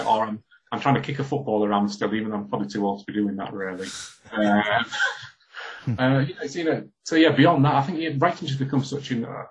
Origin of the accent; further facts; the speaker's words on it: Hull, Yorkshire and the Humber, United Kingdom; when I was growing up in Hull in the 80s